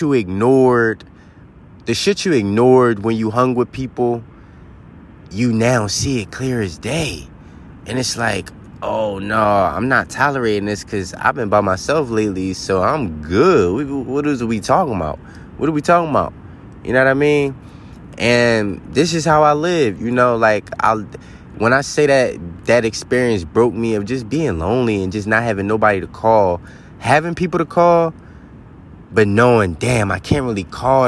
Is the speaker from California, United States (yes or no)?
no; Philadelphia, Pennsylvania, United States; moved away; I'm straight from the city. I'm from Philly